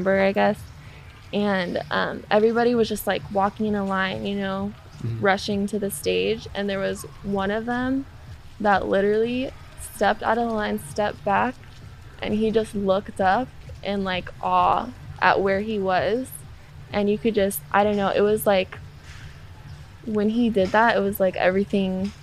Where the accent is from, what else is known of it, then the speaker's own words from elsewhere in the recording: United States; So I'm Native American. I grew up on a reservation